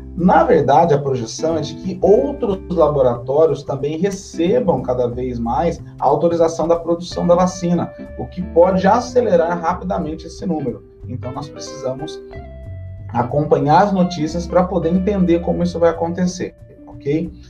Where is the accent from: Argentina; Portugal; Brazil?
Brazil; São Paulo; Nós também, como paulistas